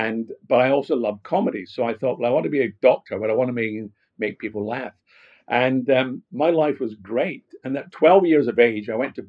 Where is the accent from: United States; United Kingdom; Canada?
United Kingdom; Glasgow, Scotland; accent: Scottish; No, not at all. I come from Glasgow. I don't know if I've lost my Scottish accent. I think I have.